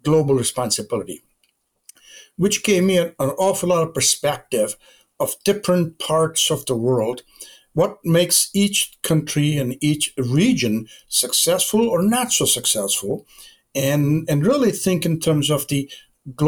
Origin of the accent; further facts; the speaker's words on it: India; moved away as an adult; now in United States; I was born and educated my undergraduate degree in India. And I came to the United States back in 1965 to go to graduate